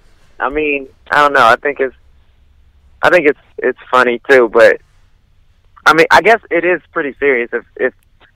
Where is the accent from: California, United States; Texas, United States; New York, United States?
Texas, United States; Houston; I'm from Houston.